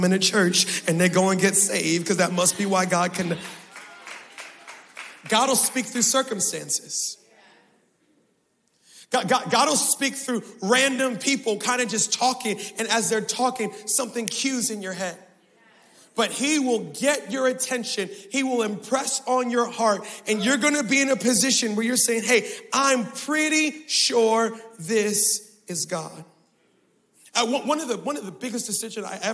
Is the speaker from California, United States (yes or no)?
no; Baltimore, Maryland, United States; I was born in Baltimore. Y'all, I was raised in Baltimore.